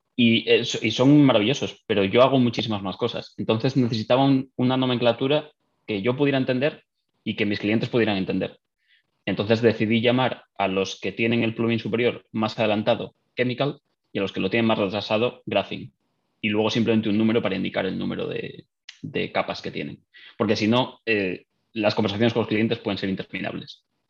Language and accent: Spanish; northern Spain, Spain; moved away as an adult; now in Dublin, Ireland; soy de España, del norte